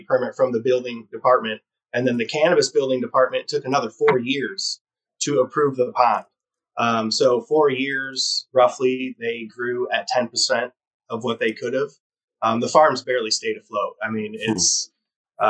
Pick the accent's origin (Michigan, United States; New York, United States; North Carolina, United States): Michigan, United States; moved away as an adult; now in Humboldt County, United States; I'm an implant. I'm from Michigan. I'm a small business owner, but I didn't grow up in the cannabis industry.